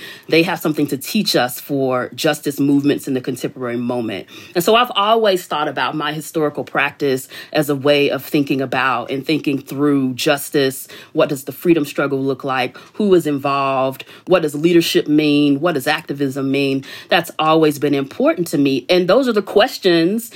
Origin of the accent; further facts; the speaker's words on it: Chicago, Illinois, United States; I grew up in Chicago on the South Side in the 80s and 90s